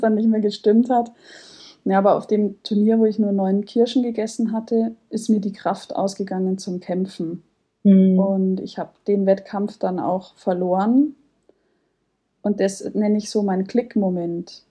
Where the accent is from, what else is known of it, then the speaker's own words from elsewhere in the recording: Munich, Bavaria, Germany; bin 30 Jahre alt, ich komme aus München